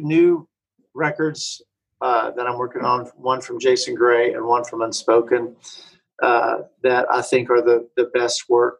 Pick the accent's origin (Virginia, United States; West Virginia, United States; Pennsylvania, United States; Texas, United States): Texas, United States; I'm a Texan.